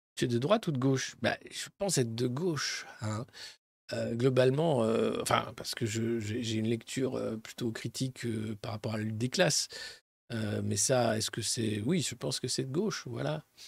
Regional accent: Dijon, Bourgogne-Franche-Comté, France; je suis de Dijon. Pour ceux qui ne savent pas encore, Dijonais, en Bourgogne

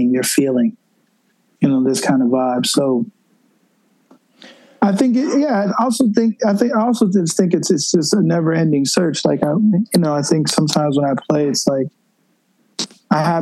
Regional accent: Buffalo, New York, United States; moved away as an adult; also born or lived in Washington, D.C. / Colorado / California; now in New York City, United States; my hometown, Buffalo, New York

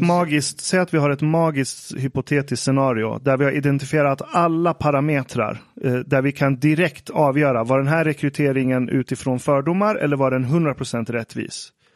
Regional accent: Iran; om jag som iranier går till en nyhetsredaktion

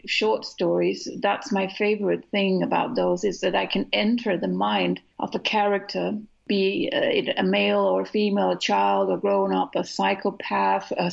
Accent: Denmark; We don't have as many words as the English language has

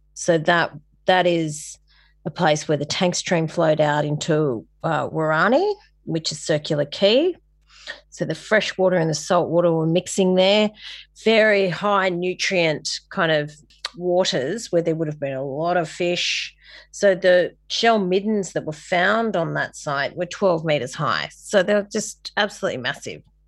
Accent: Sydney, New South Wales, Australia; moved away as an adult; also born or lived in Kings Cross; now in Coffs Harbour, Australia; I'm from La Perouse in Sydney, so the, the heartland of the N R L, which is a great place for an artist to grow up

